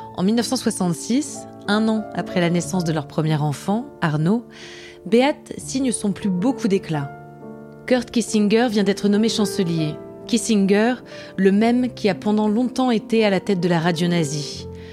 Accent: Germany; moved away; en tant qu'Allemande

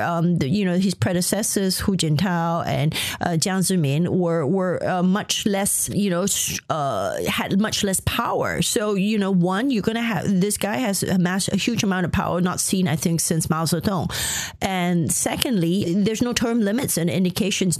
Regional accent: Malaysia; my family is of a Chinese ethnic origin. I grew up in Malaysia.

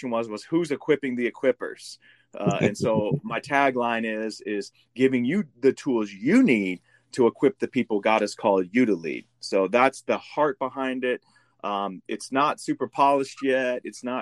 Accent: Midwest, United States; now in San Antonio, United States; I'm from the Midwest, moved here.

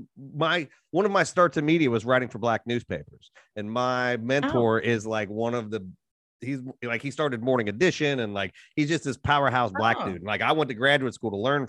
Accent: Appalachia, United States; I'm from Appalachia

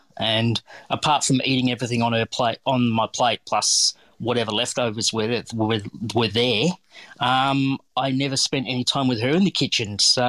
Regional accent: Geelong, Victoria, Australia; Yeah, well, basically I was born and raised in Geelong.

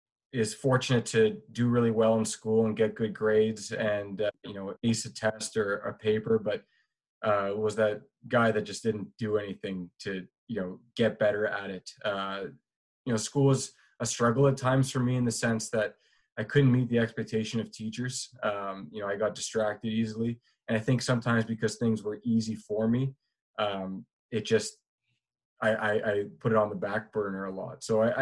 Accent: Mississauga, Ontario, Canada; also born or lived in Toronto / Ajax / Scarborough / Western Canada; now in Brampton, Canada; So I was born in Toronto, in the city of Toronto, and grew up in a couple different places, first out in Ajax and eventually Scarborough, and then into my teenage years, we ended up in Mississauga.

